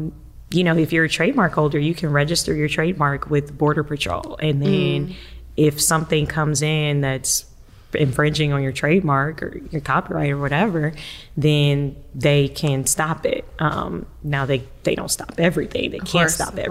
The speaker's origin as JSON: {"language": "English", "town": "Savannah", "region": "Georgia", "country": "United States", "tie": "born or raised there", "also_born_or_lived": "Washington, D.C. / New York", "moved": "as an adult", "lives_now": "Atlanta, United States", "said": "I'm originally from Savannah, and I've wanted to come back to Georgia for a very long time"}